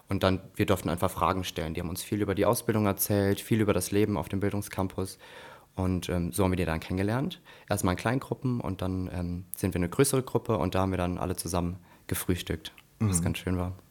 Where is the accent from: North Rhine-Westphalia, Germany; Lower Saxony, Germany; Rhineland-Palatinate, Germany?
Rhineland-Palatinate, Germany; Koblenz; also ich komme {S2} ja aus Koblenz, demnach ähm, war das natürlich klar, dass ich in Koblenz auf jeden Fall bleiben will.